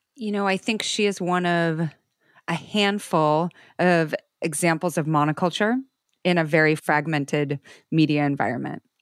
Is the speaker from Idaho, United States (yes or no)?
yes; Idaho, United States; I grew up in Idaho